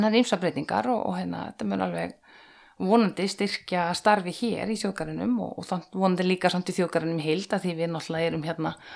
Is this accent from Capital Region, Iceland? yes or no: no; Hella, Southern Region, Iceland; moved away as an adult; also born or lived in North Iceland; now in Höfn í Hornafirði, Iceland; ég er alveg upp á Hellu á Suðurlandi